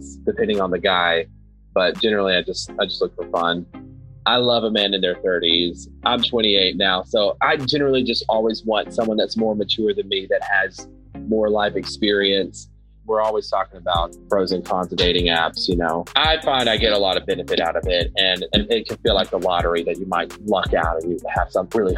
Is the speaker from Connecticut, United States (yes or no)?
no; North Alabama, United States; now in Atlanta, United States; I am an actor here in Atlanta, originally from North Alabama.